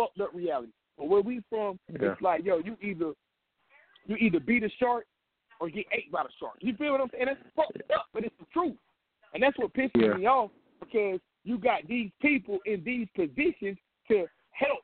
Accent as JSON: {"language": "English", "town": "Kinston", "region": "North Carolina", "country": "United States", "said": "I'm from Kingston"}